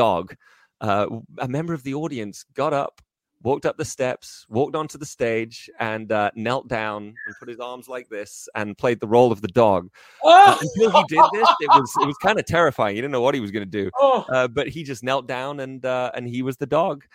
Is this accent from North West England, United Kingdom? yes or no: yes; Liverpool, North West England, United Kingdom; moved away as an adult; now in United States; I grew up in Liverpool